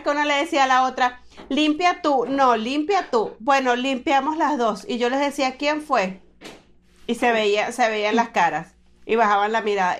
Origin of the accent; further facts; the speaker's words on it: Maturín, Monagas, Venezuela; yo soy de Maturín, al oriente, al nororiente de Venezuela.